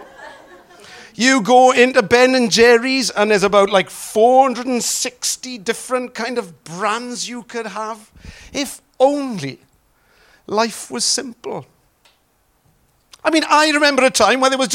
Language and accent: English; Wales, United Kingdom; accent: Welsh; my Welsh accent